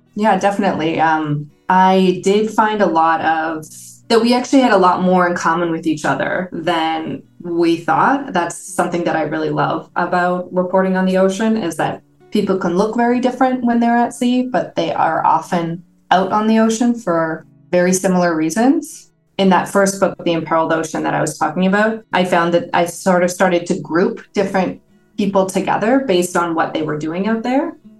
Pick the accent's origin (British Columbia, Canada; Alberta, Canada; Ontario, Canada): Ontario, Canada; Toronto; moved away as an adult; also born or lived in San Diego / Hamilton, Ontario; I grew up in Toronto